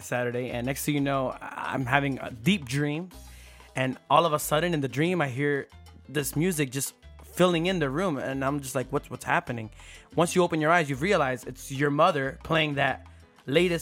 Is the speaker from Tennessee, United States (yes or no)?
no; Philadelphia, Pennsylvania, United States; I'm from Philadelphia, so the area that I grew up in, we had neighbors right next to us.